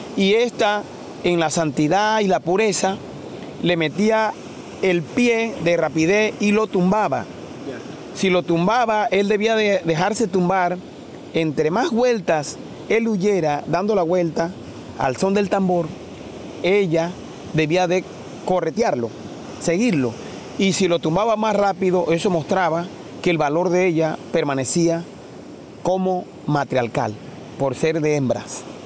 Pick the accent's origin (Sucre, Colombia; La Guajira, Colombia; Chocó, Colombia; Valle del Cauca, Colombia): La Guajira, Colombia; Punta de los Remedios; also born or lived in Dibulla, La Guajira; como puntero dibullero, Nací en Dibuya el 14 de mayo de 1972.